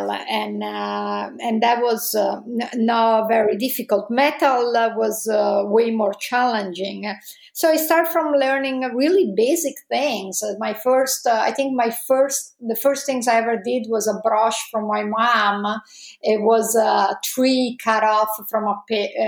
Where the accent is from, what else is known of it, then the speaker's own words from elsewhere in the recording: Italy; accent: Italian; English is a second language; moved away as an adult; also born or lived in Padua, Italy / Los Angeles, United States; As you can probably guess from my accent, I'm Italian.